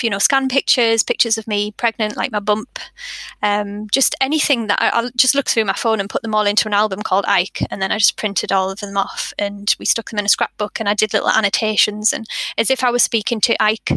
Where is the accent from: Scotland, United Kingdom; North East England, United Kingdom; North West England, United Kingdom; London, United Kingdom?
North East England, United Kingdom; Sunderland; now in West Yorkshire, United Kingdom; we live in West Yorkshire and I'm from Sunderland